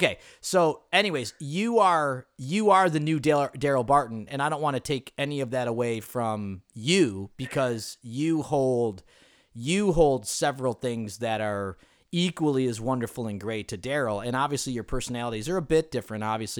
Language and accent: English; Ireland; even though you're Asian and I'm Irish, which I will always consider the Irish people much more superior, as you know.